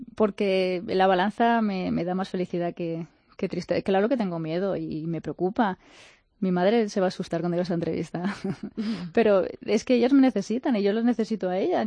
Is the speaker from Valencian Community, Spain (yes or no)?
yes; Onda, Valencian Community, Spain; moved away as an adult; also born or lived in United States / Uganda; en Onda, en Castillo mi pueblo